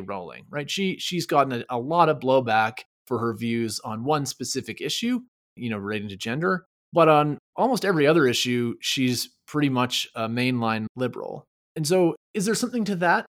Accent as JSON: {"language": "English", "region": "Quebec", "country": "Canada", "tie": "born or raised there", "first_language": "English", "moved": "yes", "said": "I grew up in Quebec as part of the English linguistic minority."}